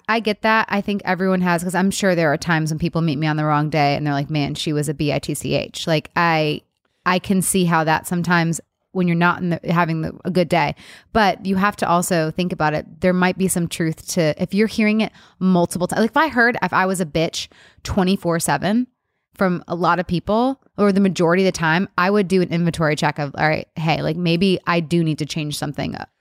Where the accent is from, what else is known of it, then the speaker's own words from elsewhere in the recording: Rochester Hills, Michigan, United States; now in California, United States; I'm from the Midwest